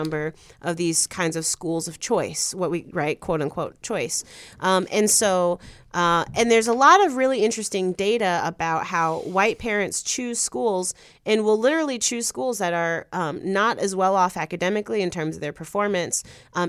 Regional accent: Chicago, Illinois, United States; I loved growing up in Logan Square

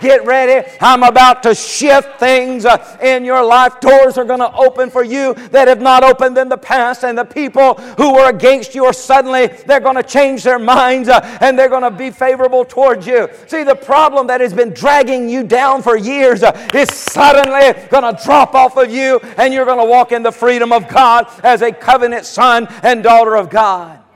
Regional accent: United States; I was born here in America.

